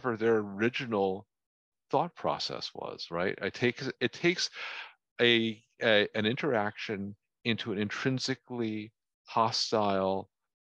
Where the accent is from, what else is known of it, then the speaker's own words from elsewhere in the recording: New Jersey, United States; I grew up in North Jersey